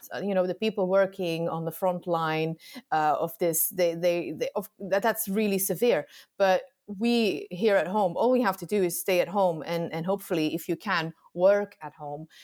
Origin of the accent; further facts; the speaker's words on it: Antwerp, Flanders, Belgium; I am from Belgium, from Flanders, Antwerp